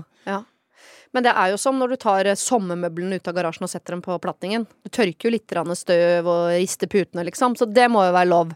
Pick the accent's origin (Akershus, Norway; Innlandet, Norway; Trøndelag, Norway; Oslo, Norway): Oslo, Norway; Jeg er jo født i Oslo sentrum. Ja. ja jeg ble født i Trollhald Meyers gate og har bodd eh, meget sentrumsnært eh, store deler av mitt liv